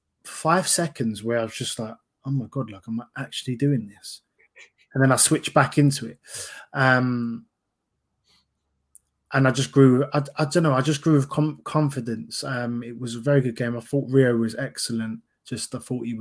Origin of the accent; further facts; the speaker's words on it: London, United Kingdom; I'm a kid from Fulton Heath, South London